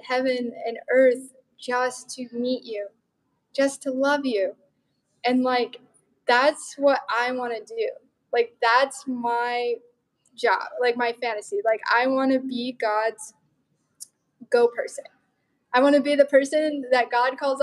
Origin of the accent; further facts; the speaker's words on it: Montana, United States; I'm from Montana